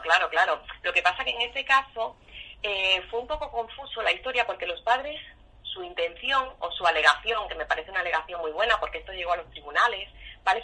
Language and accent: Spanish; Huelva, Andalusia, Spain; now in Asturias, Spain; Aquí en Asturias, yo que soy de Huelva